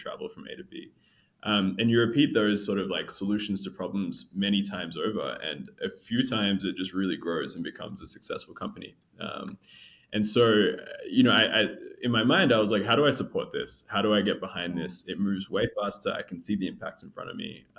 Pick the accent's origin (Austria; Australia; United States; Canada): Australia; moved away as an adult; now in East Africa; I was born in Australia, but both my folks were from Ethiopia. So they moved just before they had me. And I grew up in Australia